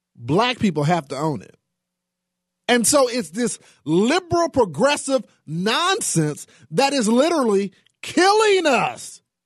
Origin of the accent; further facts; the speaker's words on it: Texas, United States; the state of Texas, my home state